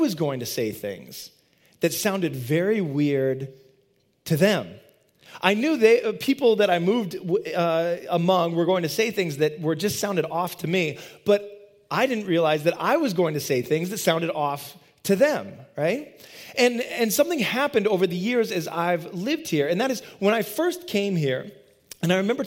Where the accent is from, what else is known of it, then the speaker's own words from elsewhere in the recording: Midwest, United States; moved away as an adult; now in Boston, United States; I grew up in the Midwest. I didn't grow up here, and I moved out here in 2002 to the Boston area